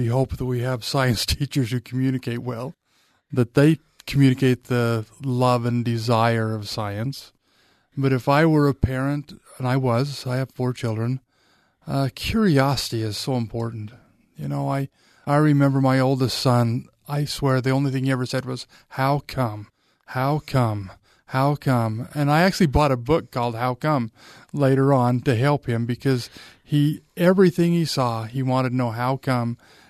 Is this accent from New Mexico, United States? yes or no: no; Vernal, Utah, United States; But, you know, I grew up in Vernal, Utah, out in dinosaur country